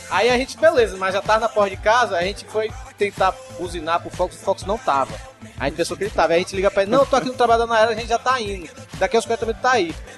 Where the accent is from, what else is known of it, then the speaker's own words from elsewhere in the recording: Salvador, Bahia, Brazil; now in Fortaleza, Brazil; eu sou de Salvador e moro em Fortaleza hoje